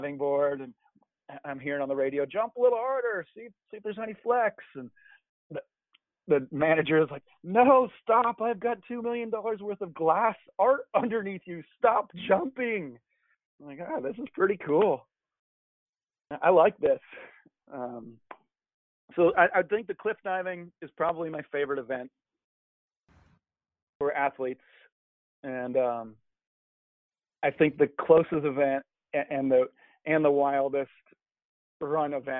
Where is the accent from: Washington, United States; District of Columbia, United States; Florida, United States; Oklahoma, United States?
Washington, United States; Monroe; I've worked around my hometown is the GRC came to Monroe.